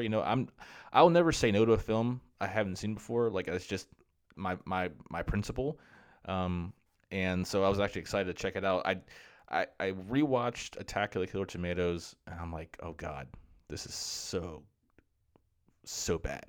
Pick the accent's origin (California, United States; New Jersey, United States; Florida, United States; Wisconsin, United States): Florida, United States; so I grew up in Florida, and where I live, where I grew up in Florida